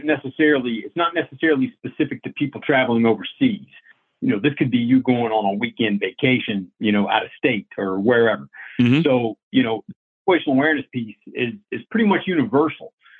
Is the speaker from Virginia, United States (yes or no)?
yes; Virginia, United States; now I'm just back home in Virginia writing books and working on my little farm here